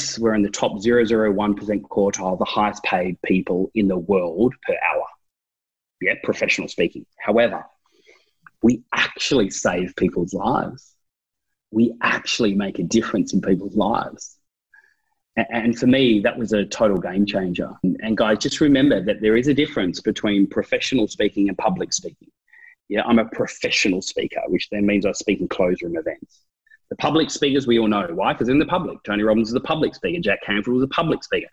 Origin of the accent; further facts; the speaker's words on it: Tasmania, Australia; I'm from Tasmania.